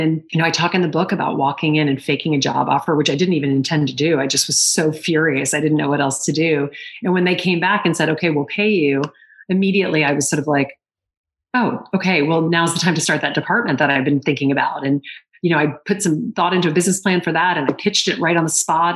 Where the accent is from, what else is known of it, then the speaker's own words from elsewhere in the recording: Lake Charles, Louisiana, United States; moved away as an adult; now in New York City, United States; I come from the South my mom is British